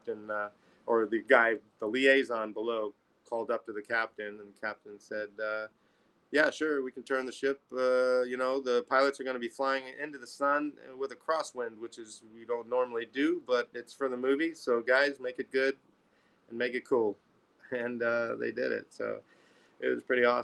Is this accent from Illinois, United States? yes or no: yes; Chicago, Illinois, United States; I'm from Chicago